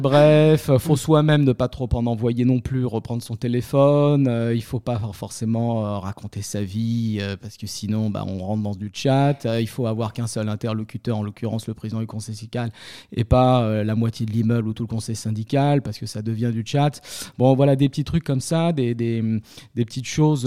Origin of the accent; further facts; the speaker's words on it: Paris, Île-de-France, France; also born or lived in Béziers; je suis un Parisien, je suis un titi parisien, même si je suis né à Béziers